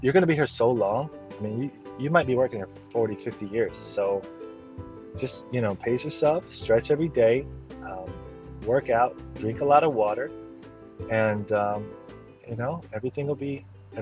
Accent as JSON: {"language": "English", "region": "the South", "country": "United States", "said": "I'm from the South, as you all know"}